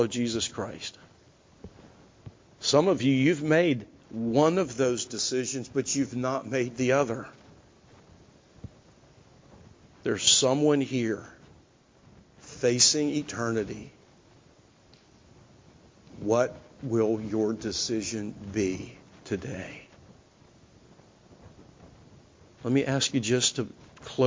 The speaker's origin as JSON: {"language": "English", "town": "Greensburg", "region": "Pennsylvania", "country": "United States", "tie": "born or raised there", "said": "Greensburg, Pennsylvania, my hometown"}